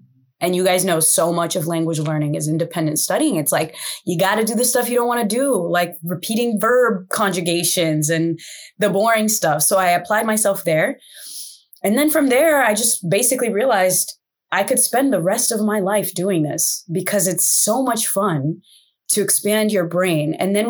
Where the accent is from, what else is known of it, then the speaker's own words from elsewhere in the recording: United States; also born or lived in Brazil; And in America, I wasn't American enough. So I was living in between cultures and that's how I grew up.